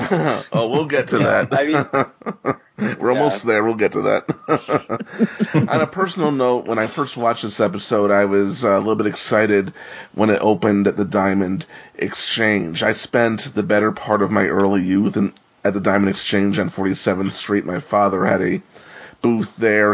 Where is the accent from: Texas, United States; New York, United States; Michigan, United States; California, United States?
New York, United States; New York City; I'm a New Yorker